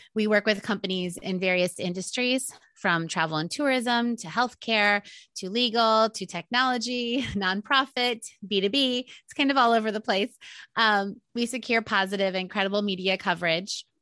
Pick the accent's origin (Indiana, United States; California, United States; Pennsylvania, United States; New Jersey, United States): Indiana, United States; moved away as an adult; also born or lived in Maryland; I'm from Indiana and um, didn't know anyone on the East Coast